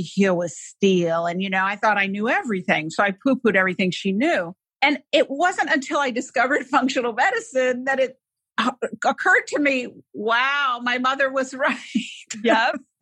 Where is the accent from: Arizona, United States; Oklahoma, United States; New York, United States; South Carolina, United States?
New York, United States; New York City; I grew up in New York City